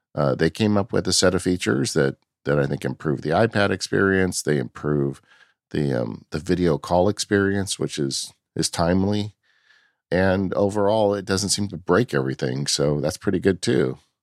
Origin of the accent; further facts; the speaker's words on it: California, United States; I'm from California